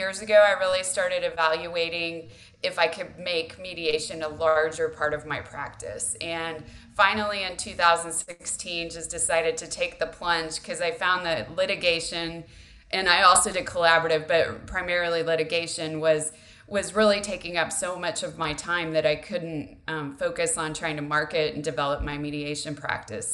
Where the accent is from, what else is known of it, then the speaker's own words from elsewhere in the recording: Texas, United States; relocating back to Texas, which is my home state